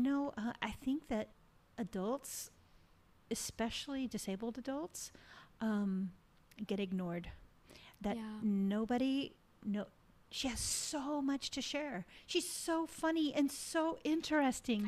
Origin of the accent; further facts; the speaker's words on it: Texas, United States; moved away; growing up in Texas, I was a dancer in Texas.